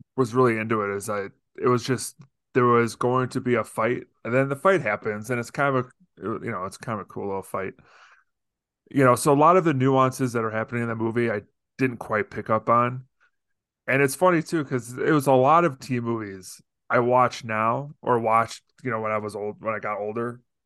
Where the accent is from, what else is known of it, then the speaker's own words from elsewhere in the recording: Deerfield, Illinois, United States; I grew up in Deerfield, Illinois, outside of Chicago